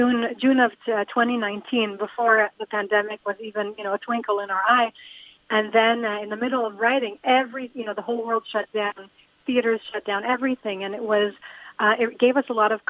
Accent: Rehovot, Central District, Israel; I grew up in Rehovot

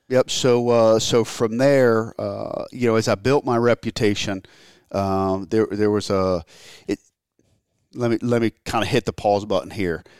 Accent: Maryland, United States; I grew up in Maryland

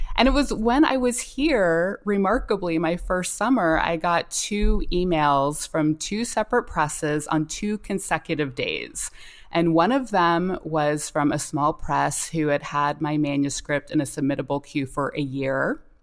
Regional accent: North Carolina, United States; I grew up in North Carolina

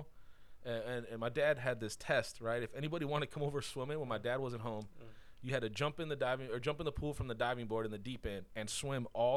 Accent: Buena Park, California, United States; I grew up in Buena Park.

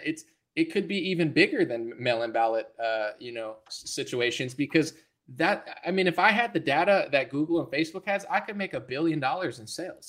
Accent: United States; I'm an American. I'm not a Russian

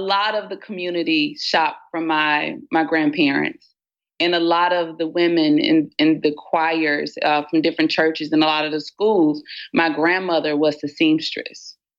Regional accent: Batesville, Mississippi, United States; In the big city of Batesville, Mississippi, for all of those who have not traveled there, Batesville, Mississippi sits in North Mississippi, small town, very communal, very village-oriented.

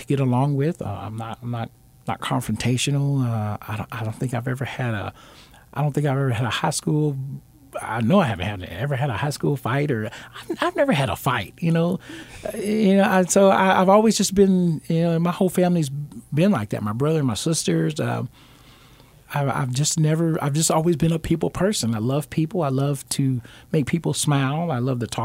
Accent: Alabama, United States; moved away; I'm originally from Alabama, and I've always been taught or raised, I'm a Southern gentleman.

